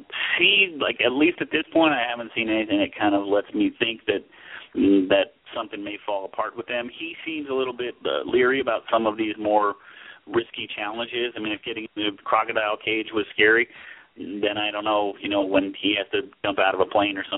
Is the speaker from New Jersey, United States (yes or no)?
yes; New Jersey, United States; moved away; where I grew up in New Jersey.